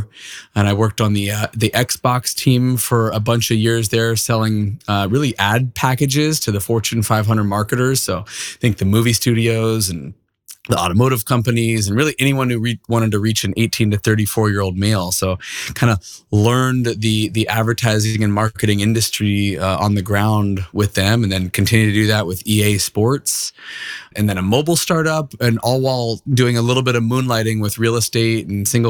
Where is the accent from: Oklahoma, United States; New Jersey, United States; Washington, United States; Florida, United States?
Washington, United States; Seattle; So born and raised in Seattle, and then went to University of Washington in their business program for a couple of years